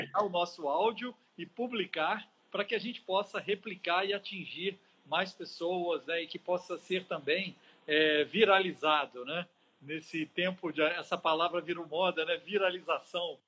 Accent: Minas Gerais, Brazil; also born or lived in Paris; now in Espírito Santo, Brazil; Sou mineiro que agora me sinto um capixaba.

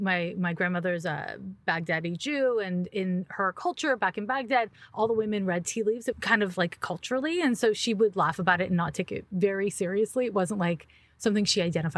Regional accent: Montreal, Quebec, Canada; I'm from Quebec, Montreal, Quebec. So we have a different school system there

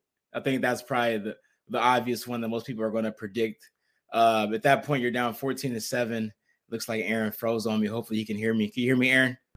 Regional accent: Kansas City, United States; born or raised there

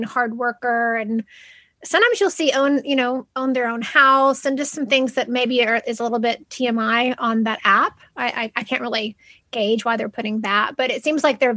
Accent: Kentucky, United States; I'm from Kentucky.

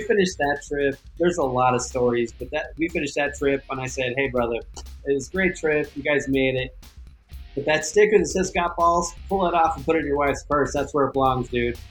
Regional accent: the West, United States; now in Moab, United States; I was born and raised in the West

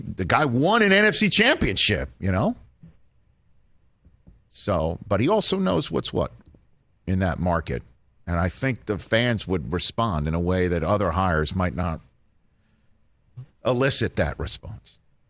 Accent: New York City, New York, United States; I grew up in New York City.

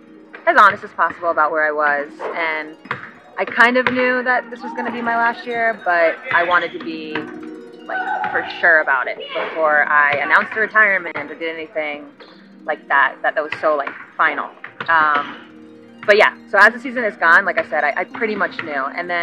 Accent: New York, United States; moved away; all the people in New York who've watched me grown up, so they could come and see me play for the last time in my home state.

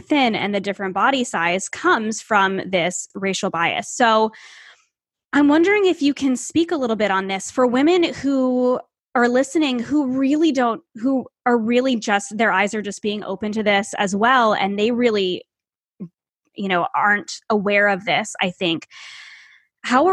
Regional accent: Northeast, United States; I live in the Northeast. I grew up in the Northeast, and I grew up in an area that's not very diverse at all.

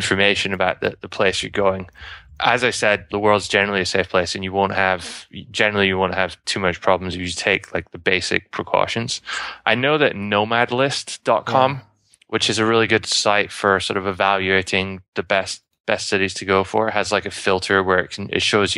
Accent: United Kingdom; moved away; I'm British

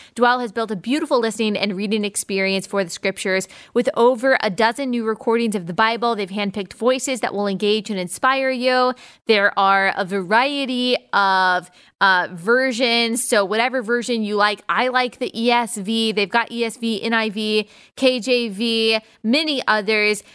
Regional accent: United States; me as an American

